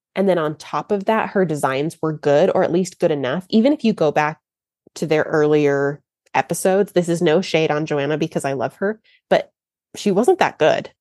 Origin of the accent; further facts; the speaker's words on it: Texas, United States; I'm from Texas